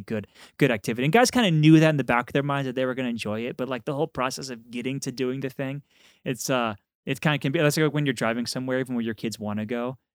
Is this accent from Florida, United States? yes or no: no; Texas, United States; I'm from Texas